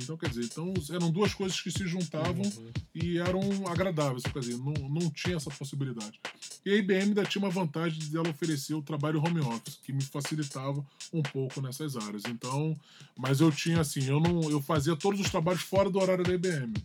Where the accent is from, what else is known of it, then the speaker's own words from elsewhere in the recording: Rio de Janeiro, Brazil; natural do Rio de Janeiro, carioca da gema